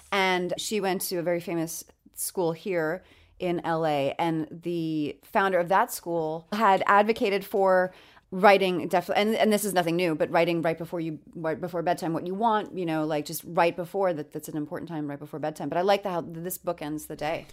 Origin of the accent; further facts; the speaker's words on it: New York City, New York, United States; moved away; I'm from New York